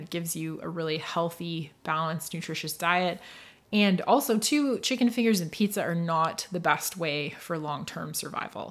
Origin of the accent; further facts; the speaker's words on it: northeast coast of Scotland, United Kingdom; also born or lived in Toronto / Muskoka; now in Canada; I was raised, and I grew up in Scotland. I grew up on the northeast coast of Scotland in a tiny little fishing village